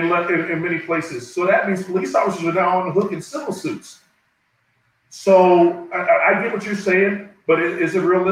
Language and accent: English; East Coast, United States; And growing up on the East Coast, and especially New Jersey, New York area, back in the day when politicians were trying to do something for the neighborhoods